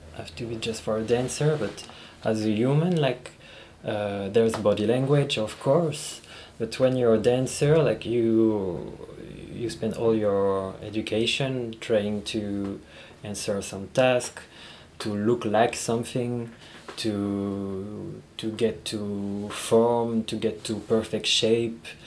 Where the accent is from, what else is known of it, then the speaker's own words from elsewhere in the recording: Paris, Île-de-France, France; also born or lived in Israel; I'm from Paris, so it's like super messy and busy city